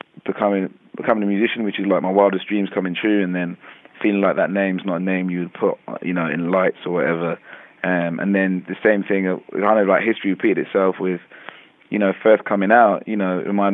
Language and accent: English; London, United Kingdom; growing up in London